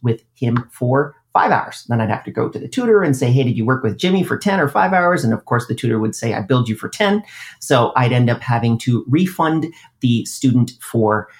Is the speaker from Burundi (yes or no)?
no; Canada; I'm Canadian